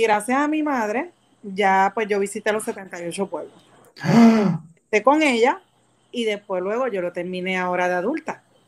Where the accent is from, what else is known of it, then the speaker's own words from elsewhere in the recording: San Juan, Puerto Rico; Soy de San Juan, nacida y criada